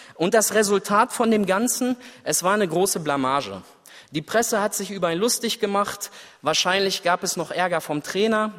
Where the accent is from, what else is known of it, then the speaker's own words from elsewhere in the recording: Germany; Ich als Deutscher